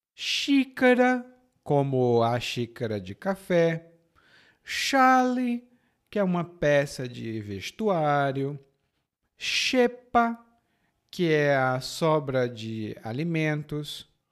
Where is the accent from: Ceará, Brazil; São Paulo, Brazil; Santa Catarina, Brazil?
Ceará, Brazil; accent: Ceará; No meu sotaque do Ceará é sh